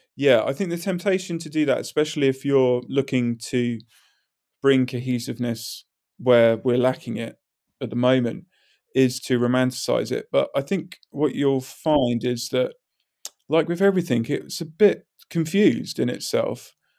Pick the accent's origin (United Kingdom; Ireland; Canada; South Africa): United Kingdom; High Wycombe, South East England; moved away; I am from a town called High Wycombe